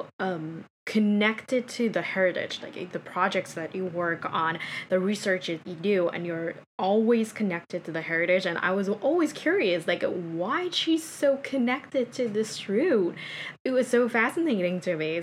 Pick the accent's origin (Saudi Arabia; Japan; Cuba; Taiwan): Japan; Aomori; English is a second language; now in New York, United States; Me grow up in a super rural and suburb area of Japan, right? Because I'm from Aomori